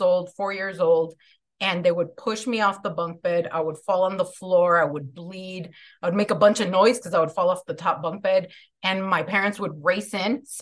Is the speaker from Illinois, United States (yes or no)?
yes; Chicago, Illinois, United States; So I'm from Chicago. I grew up in, I'm Mexican-American